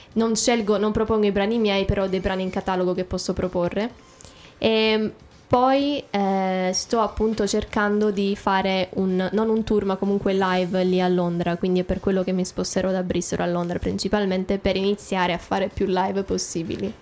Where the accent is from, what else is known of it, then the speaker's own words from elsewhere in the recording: Italy; accent: Italian; also born or lived in America; now in England; mio accento italiano